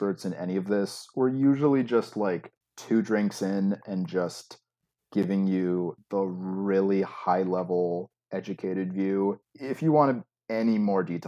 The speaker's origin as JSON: {"language": "English", "area": "outside of Chicago", "region": "Illinois", "country": "United States", "tie": "born or raised there", "said": "I grew up outside of Chicago"}